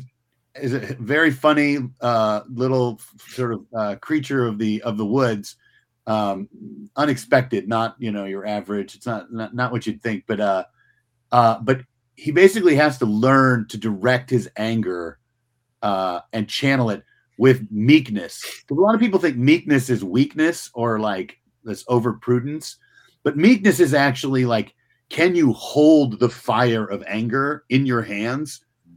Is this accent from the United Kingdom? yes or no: no; United States; because one, I'm an American and New York is a city in my country.